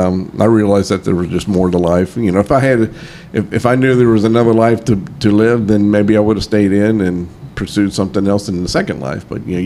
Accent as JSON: {"language": "English", "town": "New Baltimore", "region": "Ohio", "country": "United States", "tie": "born or raised there", "moved": "as an adult", "lives_now": "Nashville, United States", "said": "I grew up in the Cincinnati area, a little town of New Baltimore, Ohio, which is right on the banks of the Great Miami River. And I went to school at Harrison High School in Harrison, Ohio. That's where I graduated from"}